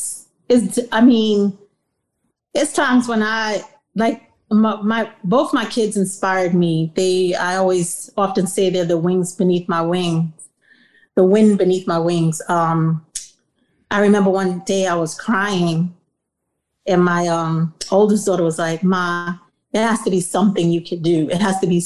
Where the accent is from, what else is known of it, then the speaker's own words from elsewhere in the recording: New York City, New York, United States; moved away; growing up where I grew up in South Jamaica, Queens in the 80s